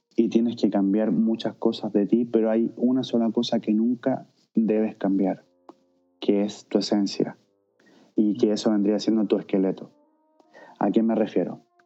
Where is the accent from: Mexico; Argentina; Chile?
Chile; moved away as an adult; now in Vienna, Austria